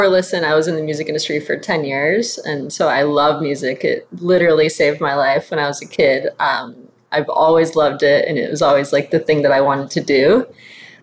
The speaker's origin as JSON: {"language": "English", "town": "Flint", "region": "Michigan", "country": "United States", "tie": "born or raised there", "moved": "yes", "said": "I grew up in Flint, Michigan"}